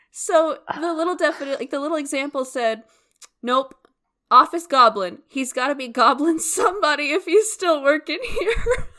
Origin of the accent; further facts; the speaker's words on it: United States; we're American